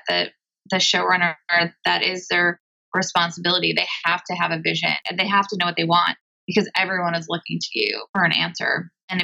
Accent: Bloomfield Hills, Michigan, United States; moved away as an adult; now in Los Angeles, United States; I'm from Michigan, from Bluefield Hills, Michigan

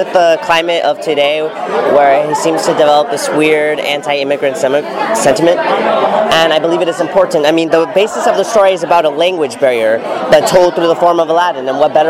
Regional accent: Inglewood, California, United States; also born or lived in Boyle Heights, Los Angeles; I was born and raised in Inglewood, and I eventually moved out to Boyle Heights

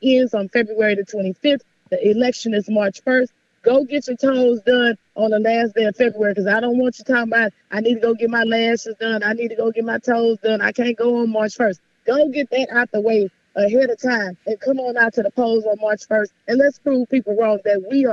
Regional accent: Houston, Texas, United States; growing up in South Park, Texas at 16 and MLK

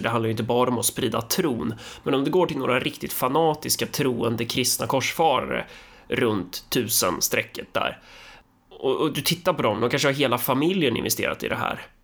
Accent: Sweden; jag är så fin och duktig som svensk

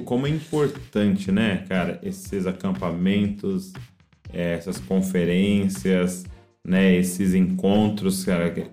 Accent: Brazil; nós, como brasileiros

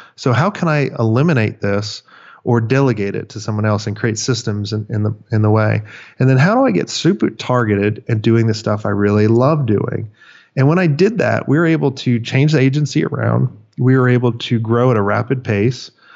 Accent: Florida, United States; I grew up in Florida. I grew up on the beach

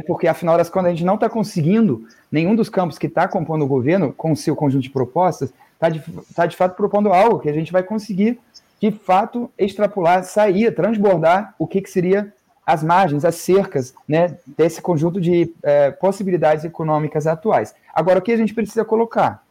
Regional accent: Northern Germany, Germany; now in Brazil; Eu venho do, é, do norte da Alemanha

